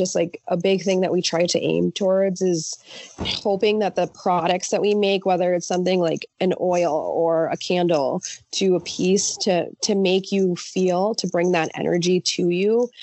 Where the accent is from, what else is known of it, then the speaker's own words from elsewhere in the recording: Los Angeles, California, United States; first language Spanish; English is a second language; My parents were born in Mexico. I was born in LA, actually